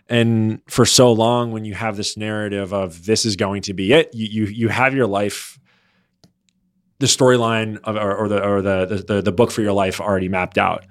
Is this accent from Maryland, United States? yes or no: yes; Baltimore, Maryland, United States; moved away as an adult; also born or lived in North Jersey / Washington, D.C. / New York; now in Los Angeles, United States; I was born in North Jersey, uh, but grew up ma-, majority of my life in the Baltimore, Maryland area